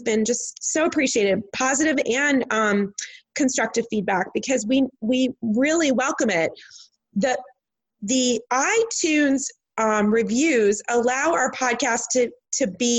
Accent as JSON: {"language": "English", "region": "Midwest", "country": "United States", "tie": "born or raised there", "said": "Because I'm from the Midwest."}